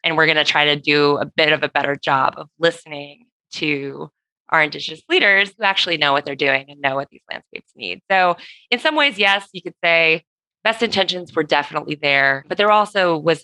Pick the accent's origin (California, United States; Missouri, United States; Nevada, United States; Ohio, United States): California, United States; as a Californian